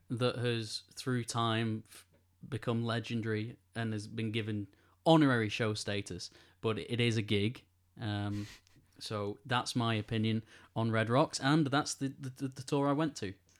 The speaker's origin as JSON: {"language": "English", "area": "Greater Manchester", "region": "North West England", "country": "United Kingdom", "said": "I feel really proud to be from Greater Manchester, at least. I know, uh, maybe people who live in Manchester will say I'm not really from Manchester"}